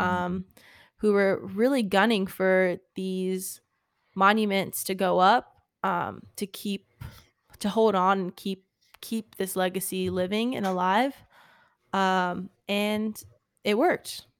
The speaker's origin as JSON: {"language": "English", "country": "United States", "also_born_or_lived": "Richmond, Virginia", "said": "our country"}